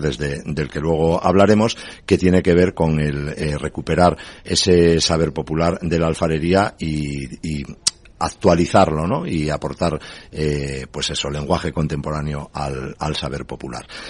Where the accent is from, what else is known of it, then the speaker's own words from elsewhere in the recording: San Román de Candamo, Asturias, Spain; en San Román de Candamo, por ejemplo, es mi pueblo